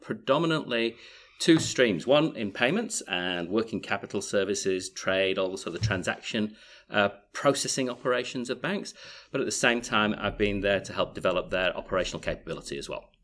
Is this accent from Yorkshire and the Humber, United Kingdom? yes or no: yes; Yorkshire and the Humber, United Kingdom; moved away as an adult; also born or lived in Leeds; now in Australia; originally from the People's Republic of Yorkshire in the U K, uh, but I've been out here for twenty-five years and still haven't lost my accent